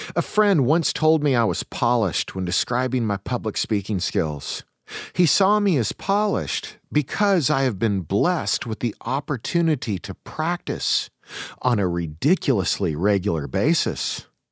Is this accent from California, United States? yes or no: no; Eastern Washington, United States; I come from Eastern Washington.